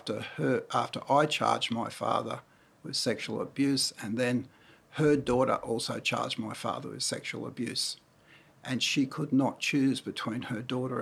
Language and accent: English; Cessnock, New South Wales, Australia; also born or lived in Newcastle, New South Wales / Speers Point, New South Wales; I was born in Newcastle in 1953 and lived in Spears Point till 8.5 years of age, then shifted to Cessnock and lived there for a fair part of my life until I was in my mid-adult years